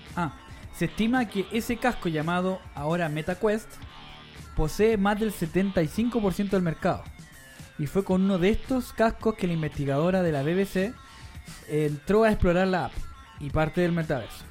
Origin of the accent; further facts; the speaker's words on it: San Miguel, Santiago Metropolitan Region, Chile; nosotros hemos dicho que somos de San Miguel